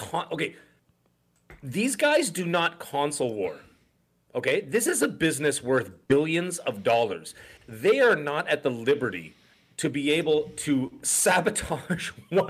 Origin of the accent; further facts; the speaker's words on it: Canada; I'm Canadian